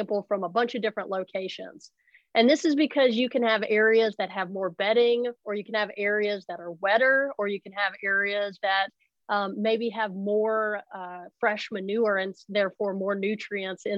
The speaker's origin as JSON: {"language": "English", "region": "Arkansas", "country": "United States", "tie": "born or raised there", "also_born_or_lived": "Virginia / Idaho", "moved": "as an adult", "lives_now": "North Carolina, United States", "said": "I grew up in Arkansas."}